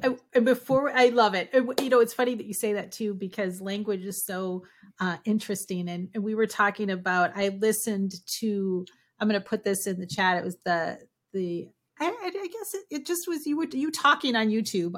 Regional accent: Minnesota, United States; now in Florida, United States; I'm from Minnesota

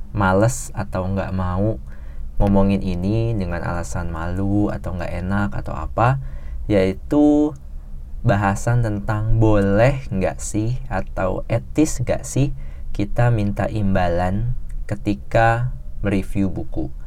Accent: Java, Indonesia; apalagi orang Jawa gitu gue sendiri orang Jawa dan kayak rada pantang sih

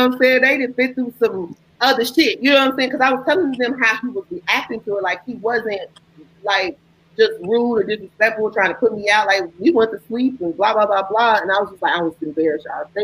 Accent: Chicago, Illinois, United States; from Chicago, I'm from Chicago born and raised

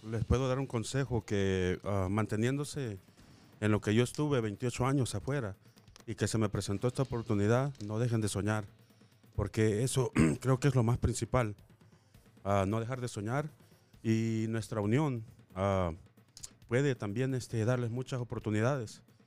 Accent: El Salvador; now in Las Vegas, United States; soy inmigrante salvadoreño

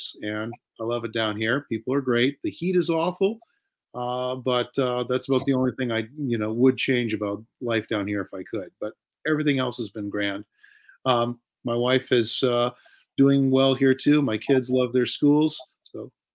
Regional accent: Toronto, Ontario, Canada; moved away as an adult; also born or lived in Pacific Northwest; Originally, as I said, I was from Toronto, and I spent the first 18 years of my life there

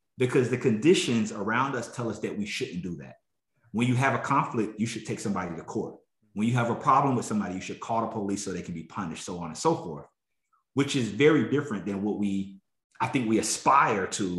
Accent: South Carolina, United States; I grew up in South Carolina

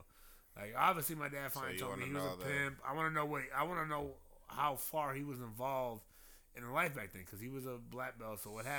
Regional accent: Compton, California, United States; I'm from Compton.

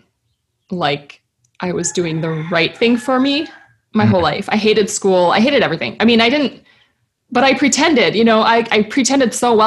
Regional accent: Midwest, United States; Growing up in the Midwest

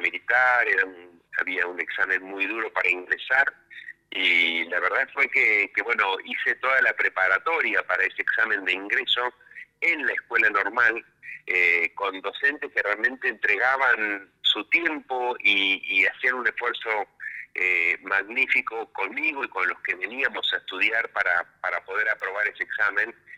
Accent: Bragado, Buenos Aires Province, Argentina; moved away as an adult; now in Buenos Aires, Argentina; yo nací en Bragado, me formé en Bragado, hice toda la escuela primaria, en la escuela secundaria, en la escuela normal de Bragado

